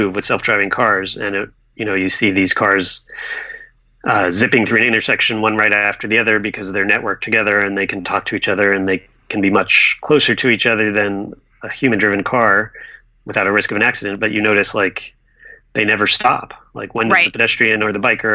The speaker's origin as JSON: {"language": "English", "town": "Durham", "region": "North Carolina", "country": "United States", "tie": "born or raised there", "moved": "yes", "said": "I grew up in Durham, North Carolina"}